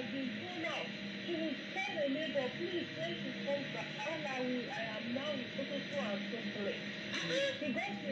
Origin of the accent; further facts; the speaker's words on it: Owo, Ondo, Nigeria; I am from Owo. And I grew up with my mother, who is late now